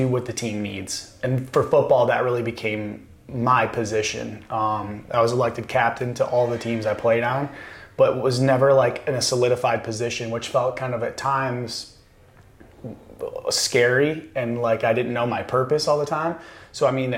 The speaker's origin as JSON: {"language": "English", "town": "Constantine", "region": "Michigan", "country": "United States", "tie": "born or raised there", "moved": "yes", "said": "I grew up in Constantine, Michigan, which is like 1,800 people"}